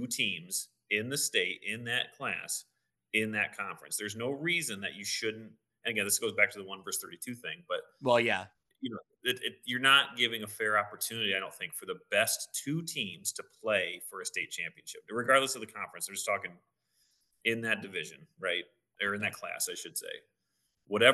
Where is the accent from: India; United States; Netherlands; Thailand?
United States; Morrison, Illinois; growing up in Morrison, Illinois